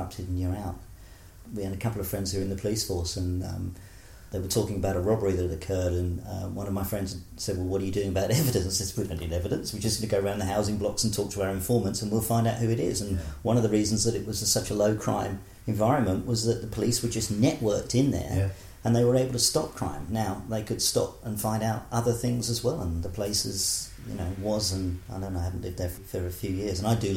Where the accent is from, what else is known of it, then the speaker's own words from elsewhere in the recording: Essex, East of England, United Kingdom; also born or lived in Bromsgrove / Portsmouth / Wales; now in Auckland, New Zealand; from 3 to 16, Essex. So I'm sort of an Essex boy, really.